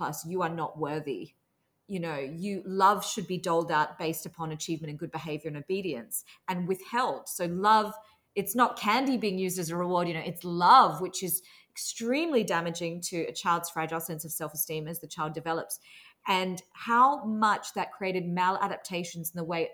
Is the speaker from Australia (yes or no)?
yes; Australia; I grew up in Australia with very strict Singaporean immigrant parents